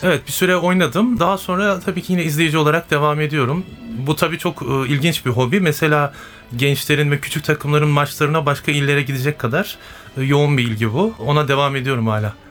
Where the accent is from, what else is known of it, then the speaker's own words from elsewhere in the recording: Sivas Province, Turkey; Ben 1979 Sivas doğumluyum.